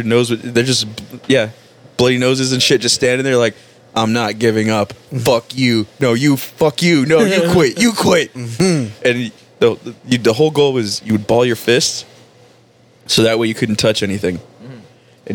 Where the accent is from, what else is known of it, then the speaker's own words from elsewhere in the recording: Miami, Florida, United States; I'm from Miami